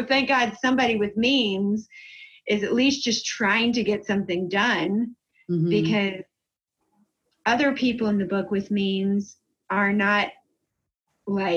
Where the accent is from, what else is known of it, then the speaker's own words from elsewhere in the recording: South Carolina, United States; now in Michigan, United States; I grew up in South Carolina and moved to Michigan.